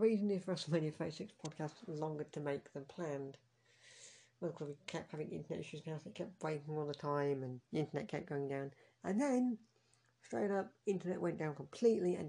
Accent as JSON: {"language": "English", "region": "Scotland", "country": "United Kingdom", "said": "I'm Scottish"}